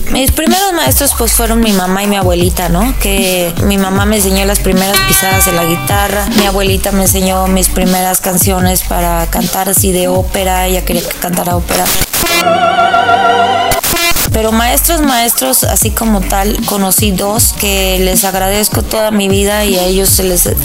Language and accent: Spanish; Puebla, Mexico; also born or lived in Guaymas, Sonora; Nací en Guaymas, Sonora, y mi mamá y nosotros nos venimos a Puebla.